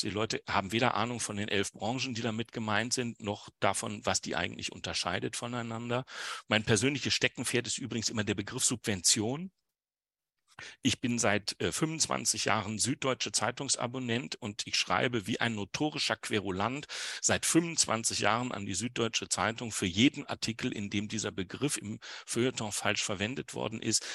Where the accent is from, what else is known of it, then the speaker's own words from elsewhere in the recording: Wuppertal, North Rhine-Westphalia, Germany; in meiner Heimatstadt äh, Wuppertal